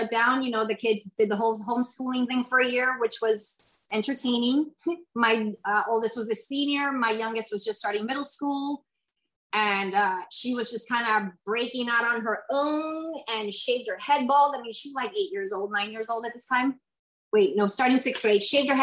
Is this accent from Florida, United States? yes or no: yes; Kissimmee, Florida, United States; also born or lived in Puerto Rico; I'm originally from Puerto Rico. I lived there until I was 8, and then I've been in Kissimmee since pretty much my whole entire life